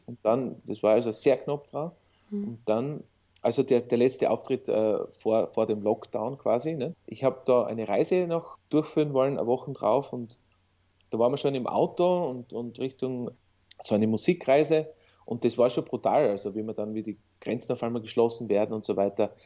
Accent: Sinabelkirchen, Styria, Austria; Also ich bin ja aus Sinemarkirchen im Bezirk Weiz.

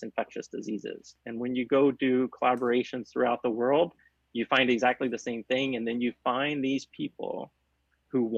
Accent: Chattanooga, Tennessee, United States; I grew up in outside of Chattanooga, Tennessee

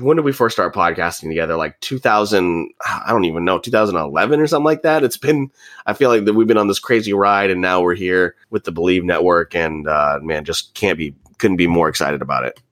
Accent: Dallas, Texas, United States; now in Jacksonville, United States; I am from Dallas, Texas, so, uh, I do, you know, claim both cities as, as my hometowns.

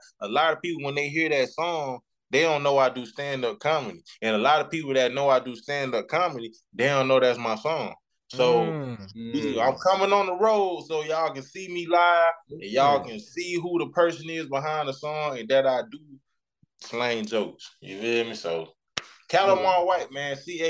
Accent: Florida, United States; also born or lived in St. Petersburg, Florida / Jacksonville, Florida; now in Atlanta, United States; I only been to Miami one time. Even though I'm from Florida

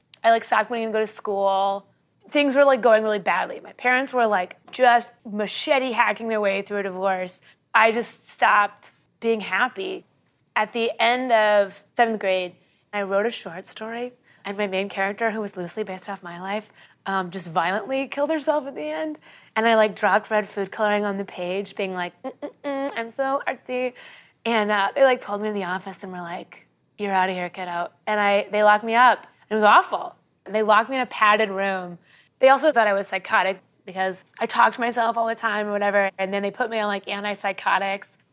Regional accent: Kansas City, United States; I was born and raised in Kansas City

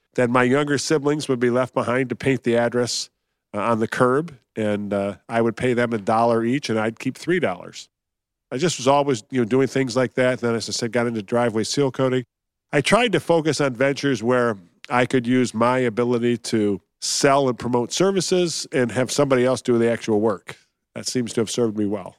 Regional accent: Detroit, Michigan, United States; also born or lived in Columbus, Ohio; moved to Detroit.

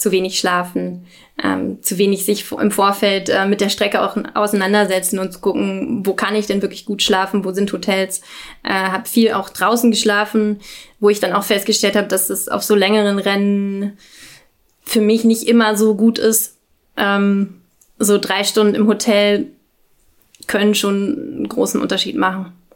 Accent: Berlin, Germany; ich komme aus Berlin

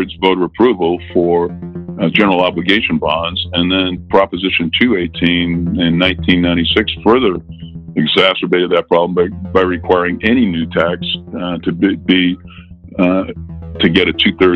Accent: Boston, Massachusetts, United States; moved away as an adult; also born or lived in upstate New York; now in San Diego, United States; I'm originally from South Boston and went to school up in upstate New York

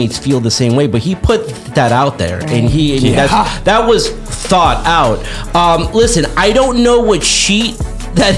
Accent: Los Angeles, California, United States; Me growing up in Los Angeles, I went to Cowboys training camp out here

